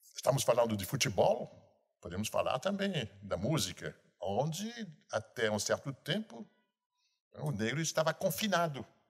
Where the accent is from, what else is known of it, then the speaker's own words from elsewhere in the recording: Rio de Janeiro, Brazil; sou carioca. Entretanto, entretanto, em 40 anos no Rio de Janeiro